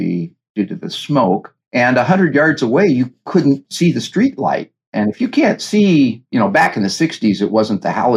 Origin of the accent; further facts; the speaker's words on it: Pacific Northwest, United States; accent: West Coast U.S.; now in Los Angeles, United States; Grew up in the Pacific Northwest